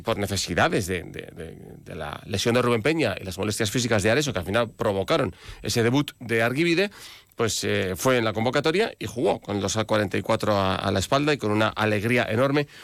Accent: Navarre, Spain; debutar con el equipo de mi tierra

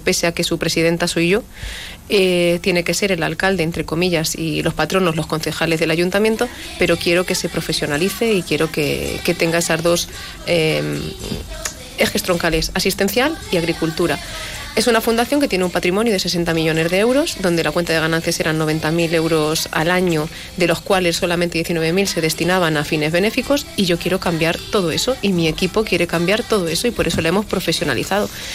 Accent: La Solana, Castilla-La Mancha, Spain; mi pueblo

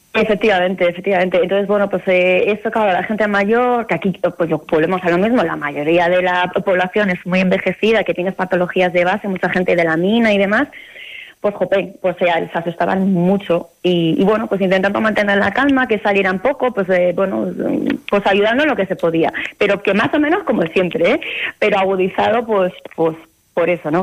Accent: Basque Country, Spain; moved away as an adult; now in Montaña Palentina, Spain; yo procedo del País Vasco

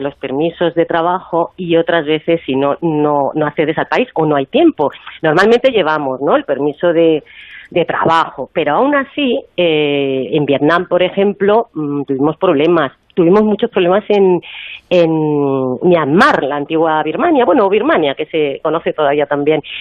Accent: Madrid, Community of Madrid, Spain; yo soy de Madrid

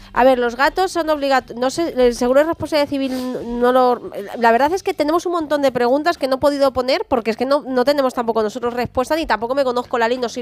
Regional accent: San Sebastián de los Reyes, Community of Madrid, Spain; yo me crié en San Sebastián de los Reyes

